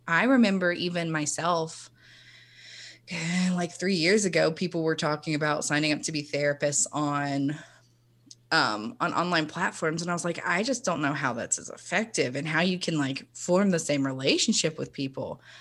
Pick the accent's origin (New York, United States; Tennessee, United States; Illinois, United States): Tennessee, United States; Chattanooga; I am from Chattanooga, Tennessee, born and raised